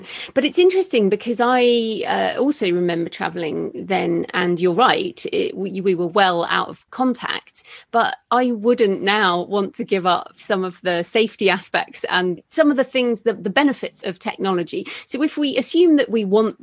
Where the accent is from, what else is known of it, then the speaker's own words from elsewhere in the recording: United Kingdom; As a European, as a Brit